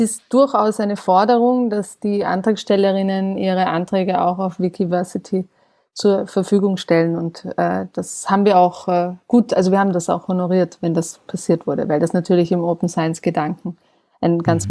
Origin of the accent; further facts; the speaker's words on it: Austria; in meinem Heimatland Österreich